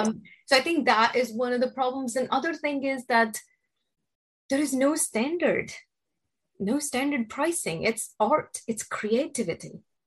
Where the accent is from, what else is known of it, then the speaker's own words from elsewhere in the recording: India; moved away as an adult; now in New York City, United States; I was born and raised in India